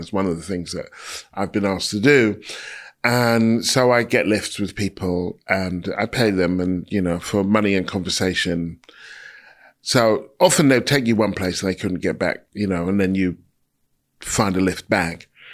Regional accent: United Kingdom

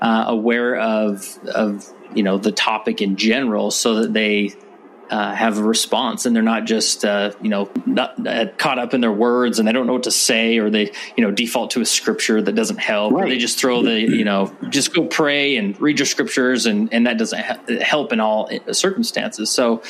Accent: West Valley City, Utah, United States; So I was born and raised in Utah, particularly in West Valley City, Utah, which is just west of Salt Lake City.

